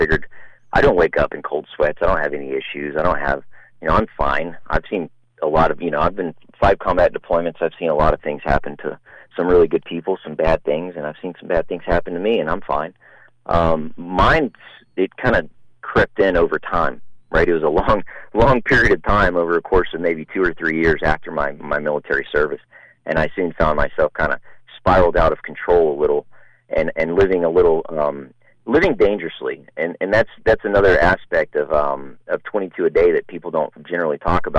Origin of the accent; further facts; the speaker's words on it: Pasadena, Texas, United States; Pasadena, Texas. That's my hometown